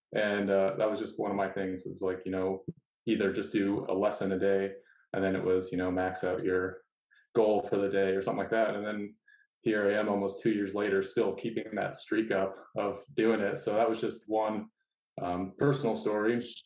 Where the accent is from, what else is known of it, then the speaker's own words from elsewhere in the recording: Iowa, United States; moved away; I was from Iowa